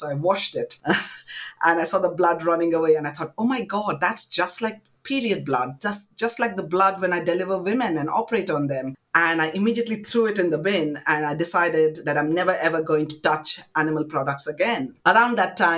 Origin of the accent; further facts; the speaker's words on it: Kolkata, West Bengal, India; I was born in India, in Calcutta, to parents of South Indian origin